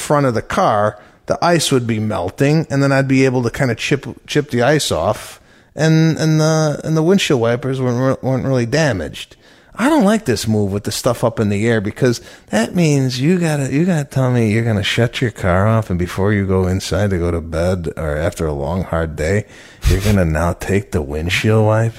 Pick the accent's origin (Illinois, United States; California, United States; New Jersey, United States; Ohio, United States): Illinois, United States; Chicago; Growing up in Chicago